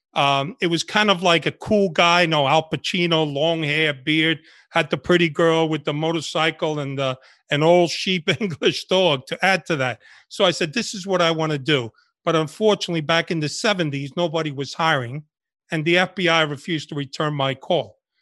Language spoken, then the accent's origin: English; New York, United States; English is a second language; also born or lived in Havana, Cuba; grew up in Washington Heights and the Bronx.